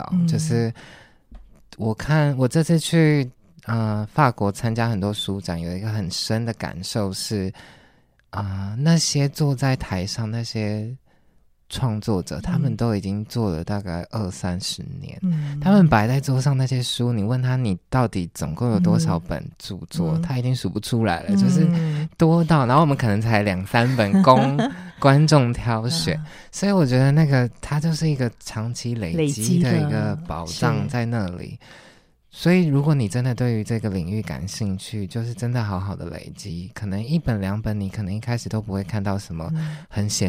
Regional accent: Taiwan; 我是台湾人。

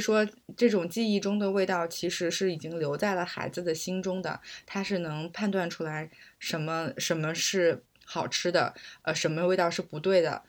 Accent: Beijing, China; also born or lived in Nanjing, Jiangsu; 我是小学的时候从南京转到北京来的

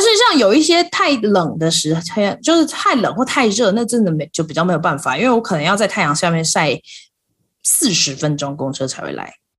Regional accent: Taiwan; moved away as an adult; now in United States; 例如像我现在在美国，可是我来自台湾

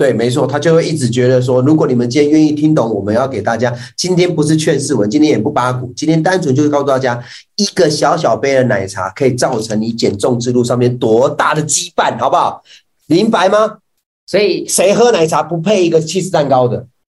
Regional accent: Taichung, Taiwan; 我们台中人

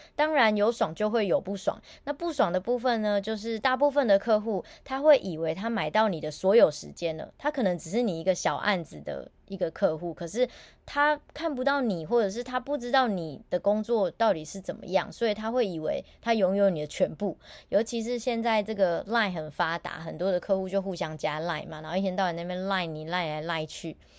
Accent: Taiwan; 我也是台湾人

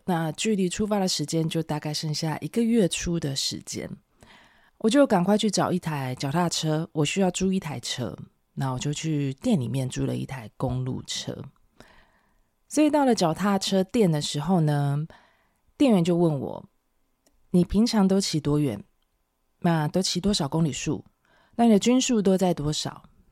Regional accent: Taiwan; 我是台湾人

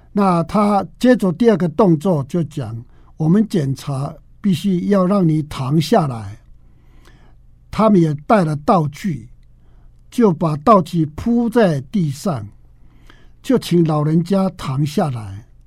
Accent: Taromak village, Taitung County, Taiwan; 我是来自达鲁马克部落的

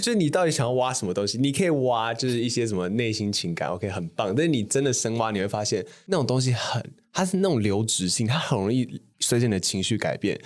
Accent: Taipei, Taiwan; 我家是出生那种就是一般的台北市那种小康家庭，就我从小就在东湖

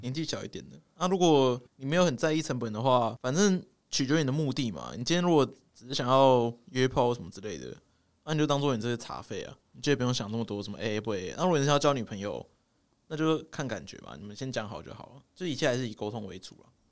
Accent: Taipei, Taiwan; accent: Taipei accent; 我们台北腔就是这样，越不标准越台北

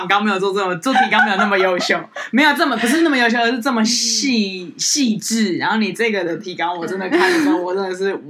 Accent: northern Taiwan, Taiwan; 我出生在北

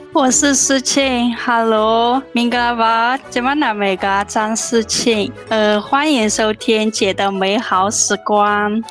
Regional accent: Myanmar; now in Taiwan; 那个我是从缅甸来的

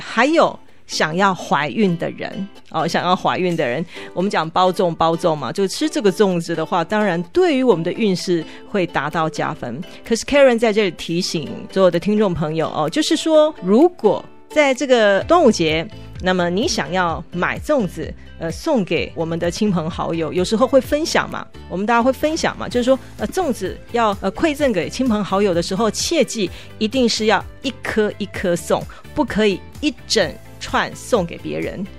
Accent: Taiwan; 我们台湾人讲的过日子

